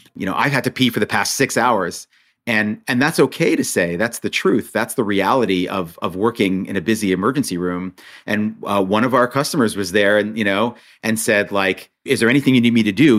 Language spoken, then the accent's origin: English; Monsey, New York, United States; also born or lived in Israel; I grew up in Muncie, New York